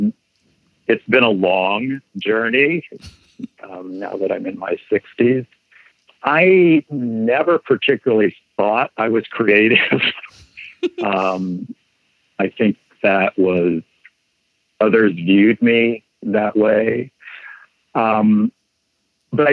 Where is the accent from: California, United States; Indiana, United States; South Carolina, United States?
Indiana, United States; my hometown in Indiana